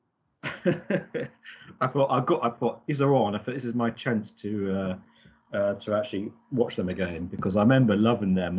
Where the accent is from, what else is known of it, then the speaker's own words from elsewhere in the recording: United Kingdom; I'm, I'm British